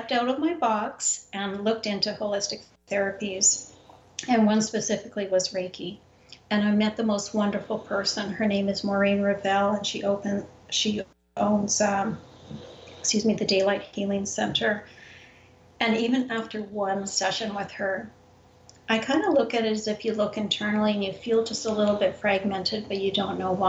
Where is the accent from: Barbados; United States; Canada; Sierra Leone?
Canada; moved away; I'm originally from Canada